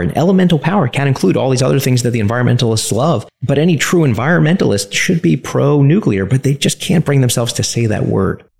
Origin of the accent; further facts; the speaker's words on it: New York City, New York, United States; growing up in Coney Island